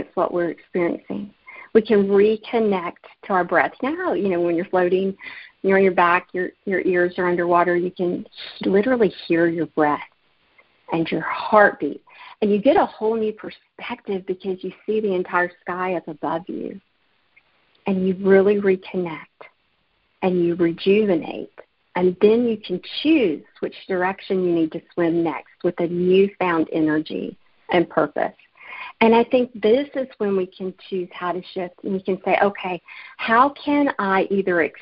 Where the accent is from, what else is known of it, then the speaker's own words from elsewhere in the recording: Alabama, United States; moved away; my hometown in Alabama